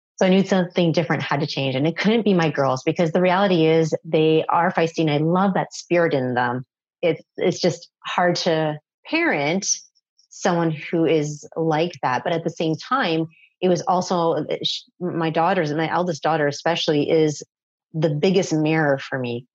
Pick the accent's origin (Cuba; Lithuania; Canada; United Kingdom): Canada; Toronto, Ontario; I am from Canada. And for those of you who are familiar, I'm from Toronto. I grew up in pretty much Toronto